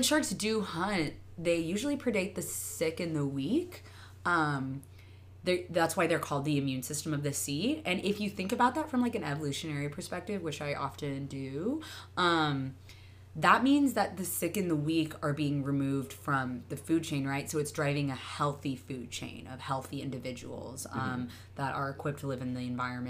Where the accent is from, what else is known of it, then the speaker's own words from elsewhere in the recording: Arizona, United States; moved away; I grew up in Arizona